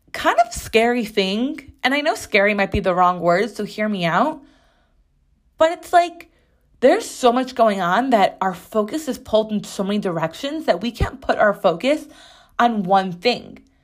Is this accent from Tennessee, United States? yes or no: no; Chicago, Illinois, United States; now in New York City, United States; I grew up in Chicago